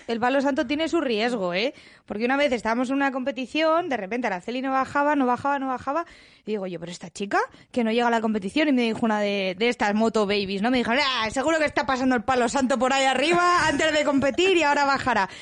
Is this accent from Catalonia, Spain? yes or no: no; Villanueva de la Cañada, Community of Madrid, Spain; yo soy de Villanueva de la Cañada